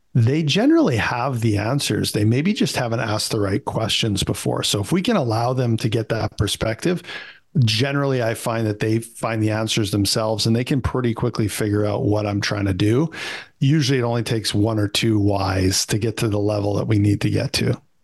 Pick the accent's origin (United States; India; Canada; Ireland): Canada; I'm a Canadian kid